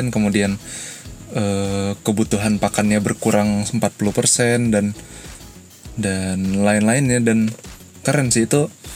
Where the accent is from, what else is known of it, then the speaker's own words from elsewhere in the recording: Balikpapan, East Kalimantan, Indonesia; di kota aku di balik papan